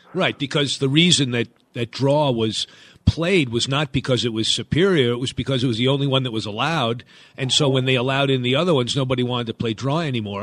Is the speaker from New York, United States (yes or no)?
yes; Long Island, New York, United States; I grew up on Long Island, New York